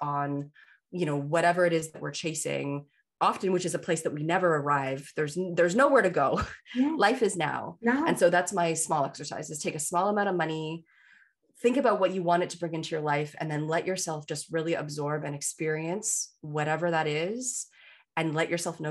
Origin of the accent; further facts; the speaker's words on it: Canada; I'm a Canadian